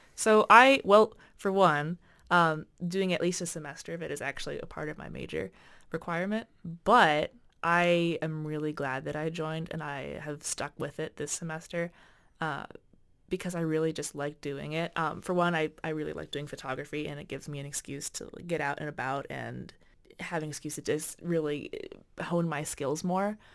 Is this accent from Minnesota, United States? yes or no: yes; Winona, Minnesota, United States; I'm actually from Winona-, uh, Wina-, Winonin, from Winona